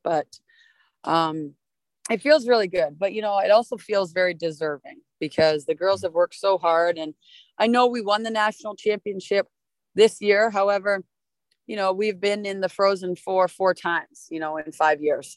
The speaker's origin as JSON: {"language": "English", "town": "Mississauga", "region": "Ontario", "country": "Canada", "tie": "born or raised there", "also_born_or_lived": "Minnesota", "moved": "yes", "said": "I grew up in Mississauga, which is a city next to Toronto"}